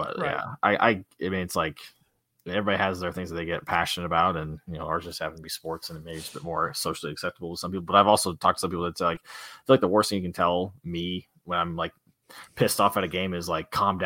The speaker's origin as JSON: {"language": "English", "region": "a small town in Indiana", "country": "United States", "said": "we're from a small town in Indiana."}